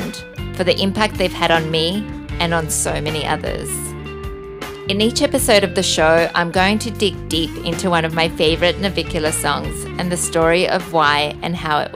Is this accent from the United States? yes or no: no; Australia; now in Bali, Indonesia; I'm an Australian living in Bali